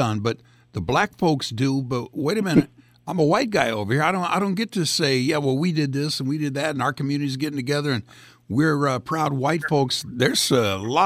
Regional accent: Greece; now in United States; I'm an immigrant from Greece

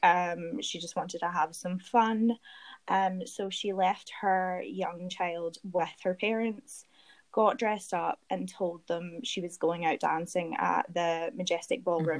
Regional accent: Glasgow, Scotland, United Kingdom; accent: Scottish; moved away as an adult; now in London, United Kingdom; my hometown, Glasgow.

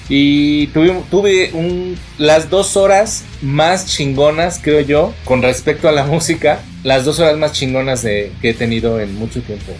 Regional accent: Mexico City, Mexico; yo soy más chilango, más chilango que la chingada

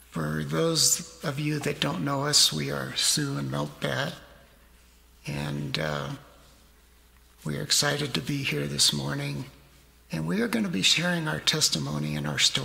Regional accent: San Francisco, California, United States; now in Colorado, United States; I was born in San Francisco in 1944. I have three brothers, so we had a large family, a very close-knit family. I am actually Jewish, 100% Jewish.

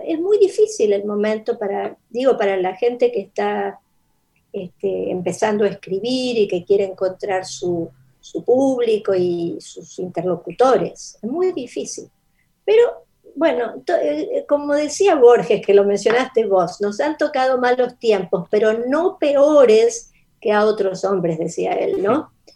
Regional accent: Mendoza, Argentina; first language Spanish; moved away; also born or lived in Rosario / United States; viví en Mendoza, eso es la, respuesta es que mi infancia es en Mendoza.

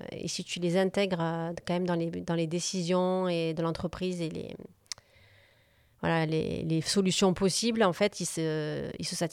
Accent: Corsica, France; j'ai un appartement aussi en Corse, je suis originaire de Corse.

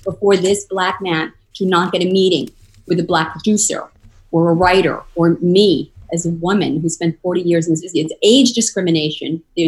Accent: East Coast, United States; now in Los Angeles, United States; I've been in LA a year now. I'm from the East Coast.

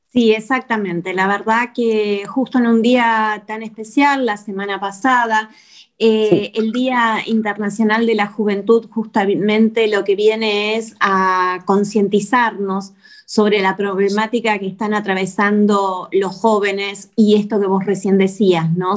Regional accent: Argentina

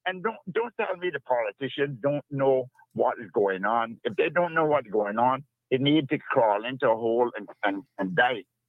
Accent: Cayman Brac, Cayman Islands; I'm originally from Cayman

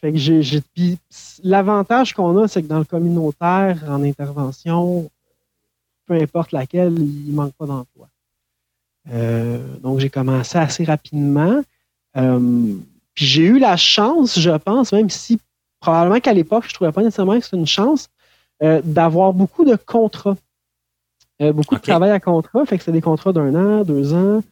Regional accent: Saint-Hyacinthe, Quebec, Canada; also born or lived in Saint-Eustache, Quebec; now in Granby, Canada; je suis né à Saint-Eustache, euh, sur la rive nord de Montréal, euh, mais j'ai rapidement déménagé avec ma famille à Saint-Hyacinthe

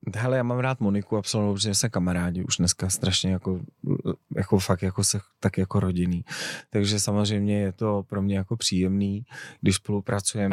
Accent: Czechia; my máme jako Češi

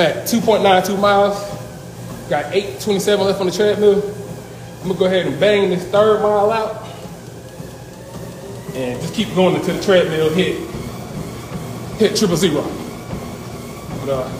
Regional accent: North Carolina, United States; my home state of North Carolina

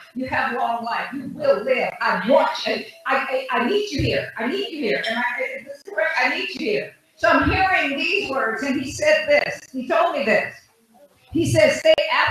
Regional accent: United States; I didn't come from Africa. I'm an American

